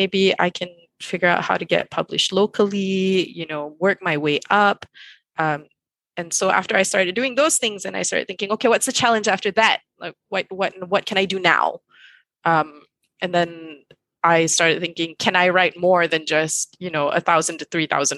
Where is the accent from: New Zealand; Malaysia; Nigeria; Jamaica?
Malaysia; I grew up in Malaysia